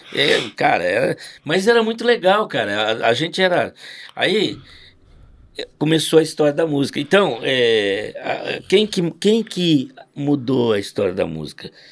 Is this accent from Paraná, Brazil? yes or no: yes; Londrina, Paraná, Brazil; sou de Londrina